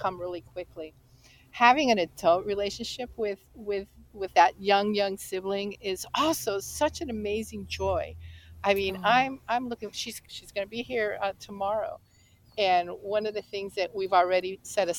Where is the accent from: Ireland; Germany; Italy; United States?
United States; the Bible Belt in the South; I grew up in the Bible Belt in the South